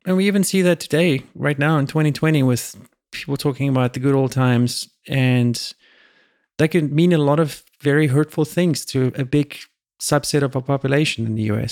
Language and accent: English; South Africa; now in United States; I was born in South Africa